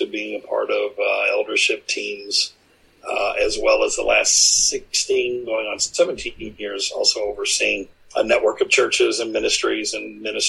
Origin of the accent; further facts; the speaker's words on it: Michigan, United States; moved away as an adult; also born or lived in Louisville area; now in Louisville, United States; Originally from Michigan, my wife from Chicago area. We moved from Michigan a year and a half ago to be down here in the Louisville area